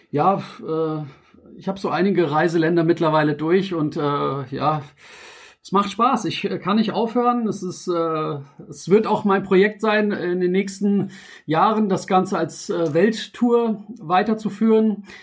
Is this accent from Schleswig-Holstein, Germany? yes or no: no; Frankfurt, Hesse, Germany; ich bin ja ursprünglich aus Kroatien oder meine Eltern, ich bin ja in Frankfurt und geboren und aufgewachsen.